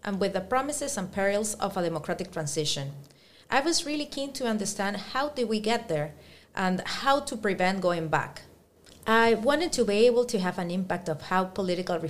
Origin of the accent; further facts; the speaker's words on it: Peru; moved away as an adult; also born or lived in France / United Kingdom / Germany; now in Italy; Having been born and raised in Peru, I'm also half Italian